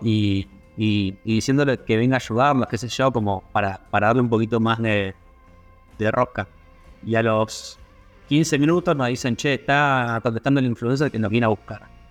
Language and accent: Spanish; Argentina; siendo argentinos y sin tener un, pasaporte europeo